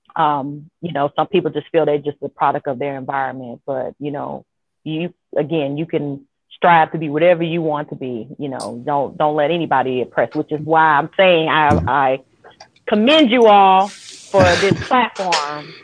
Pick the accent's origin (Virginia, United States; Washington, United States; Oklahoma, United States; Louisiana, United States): Louisiana, United States; Shreveport; moved away; also born or lived in Georgia; I'm originally from Shreveport, Louisiana, from Cedar Grove, 72nd